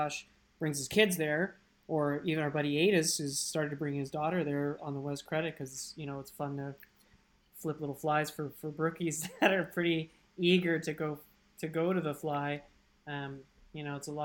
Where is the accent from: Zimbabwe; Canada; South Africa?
Canada; Ottawa, Ontario; growing up in Ottawa